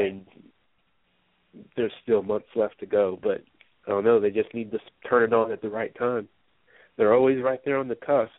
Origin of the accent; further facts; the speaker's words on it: the Northwest, Pacific Northwest, United States; moved away as an adult; now in Atlanta, United States; I'm from the Northwest